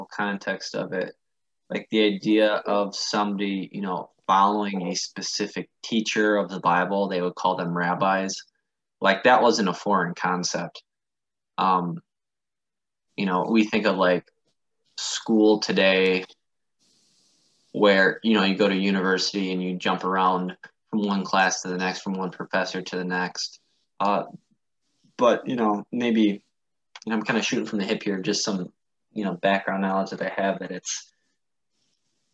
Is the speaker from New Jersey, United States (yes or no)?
no; Wisconsin, United States; I grew up in a small town in Wisconsin